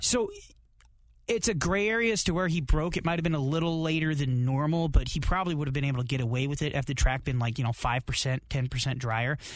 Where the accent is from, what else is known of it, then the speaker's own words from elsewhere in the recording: United States; as an American